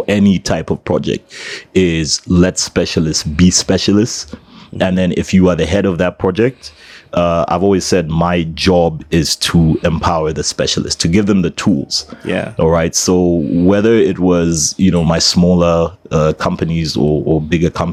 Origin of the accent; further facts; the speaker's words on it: Zambia; I'm from Zambia